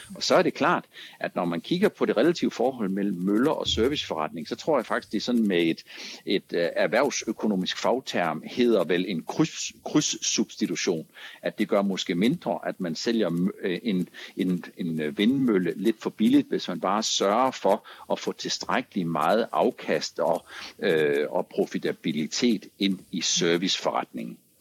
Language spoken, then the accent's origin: Danish; Langeland, Southern Denmark, Denmark; jeg er født på Langeland